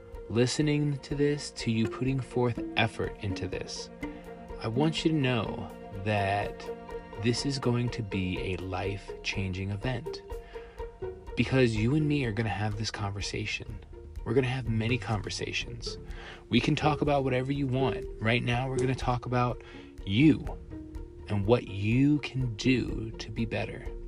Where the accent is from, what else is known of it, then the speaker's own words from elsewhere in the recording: Long Island, New York, United States; now in El Paso, United States; I'm originally from Long Island, New York